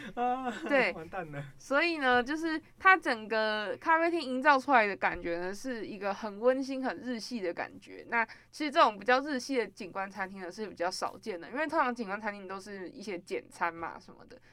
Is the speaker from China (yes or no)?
no; central Taiwan, Taiwan; 我跟 Gary 呢，都是属于中部人